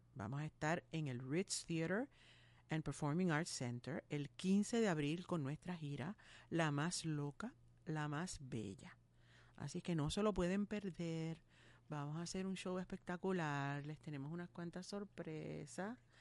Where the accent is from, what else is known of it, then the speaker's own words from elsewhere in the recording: Puerto Rico; somos unos cuantos boricuas ahí